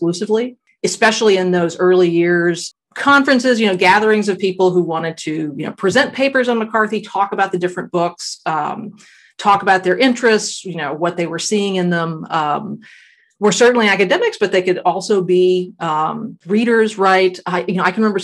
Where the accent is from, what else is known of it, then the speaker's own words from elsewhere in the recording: South Texas, United States; I'm from Texas. I was living in South Texas at the time. That's where I grew up.